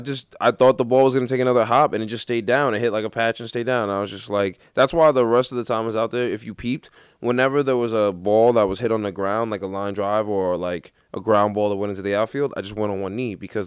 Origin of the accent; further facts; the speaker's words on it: New York City, New York, United States; I just remember thinking, like, man, I'm really from Queens.